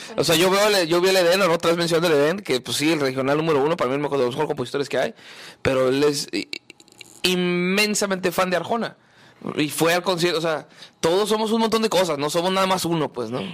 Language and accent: Spanish; Hermosillo, Sonora, Mexico; yo soy de Hermosillo